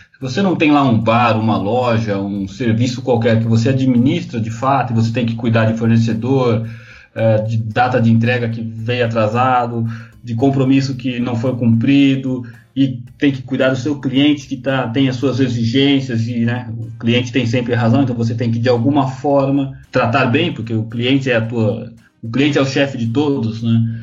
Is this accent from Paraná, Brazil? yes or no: no; Mogi das Cruzes, São Paulo, Brazil; moved away as an adult; also born or lived in Santos / Guarujá; eu saí da minha cidade, eu sou de Mogi das Cruzes